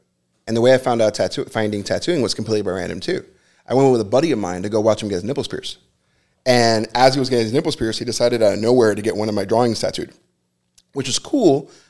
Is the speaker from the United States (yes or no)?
yes; Hialeah, Florida, United States; also born or lived in Hollywood, Florida; I was born and raised in Hialeah.